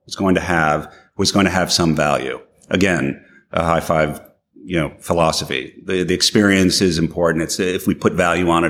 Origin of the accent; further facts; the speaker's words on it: New York, United States; I'm from New York